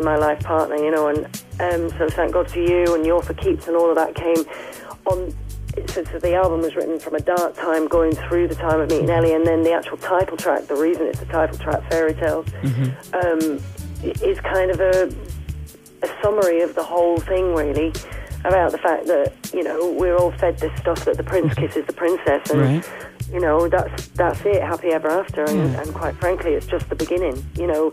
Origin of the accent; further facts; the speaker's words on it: Yorkshire and the Humber, United Kingdom; accent: Northern; The Northern accent, I come from Yorkshire